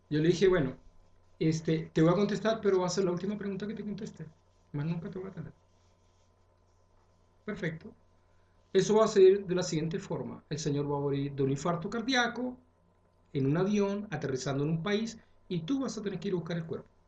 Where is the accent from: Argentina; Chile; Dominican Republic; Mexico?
Chile; me honran como chileno